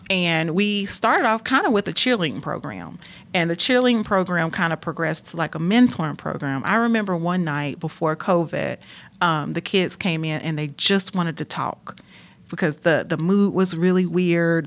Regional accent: Gastonia, North Carolina, United States; I grew up in Gastonia, North Carolina.

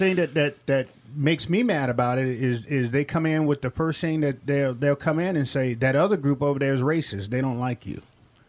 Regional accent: Millington, Tennessee, United States; So I grew up on Marine Corps bases. And one of the things, now this is 19—think about it, 1970, Memphis, Tennessee. Millington, Tennessee, down south.

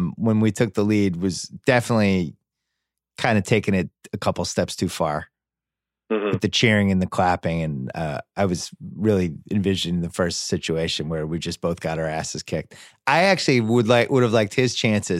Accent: Massachusetts, United States; what I grew up with in Massachusetts

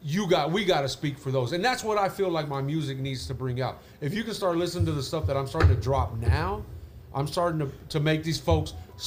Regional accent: El Dorado, United States; Well, I'm actually from El Dorado.

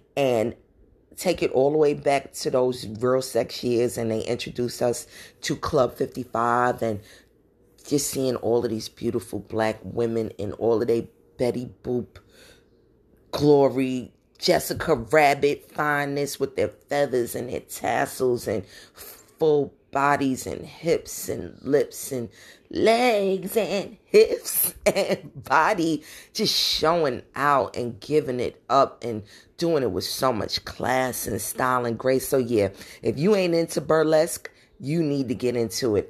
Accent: New York City, New York, United States; I'm not from the Caribbean, but I grew up in Brooklyn

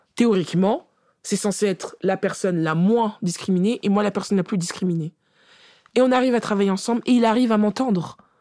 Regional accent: France; on est française de naissance

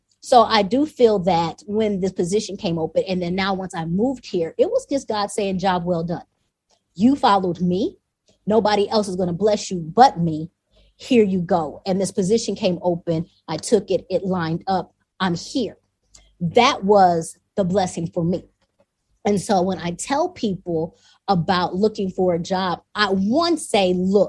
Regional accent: the South, United States; moved away as an adult; also born or lived in California; now in Rwanda; I'm from the South

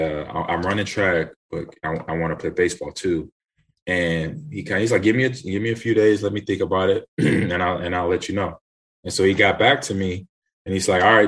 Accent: Los Angeles, California, United States; also born or lived in Nebraska; I was born in Nebraska. Grew up in Los Angeles

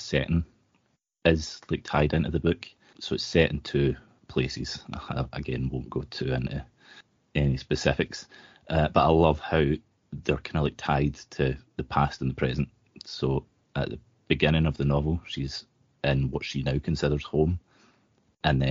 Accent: Scotland, United Kingdom; As a Scottish person

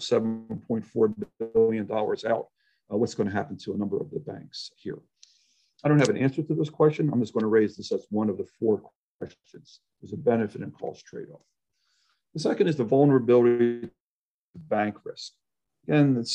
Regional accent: Chicago, Illinois, United States; I'm from Chicago and Illinois, where political interference and corruption is relatively rampant

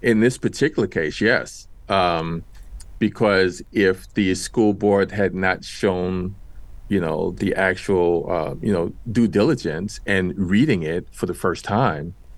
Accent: New York City, New York, United States; I grew up in Washington Heights in New York City.

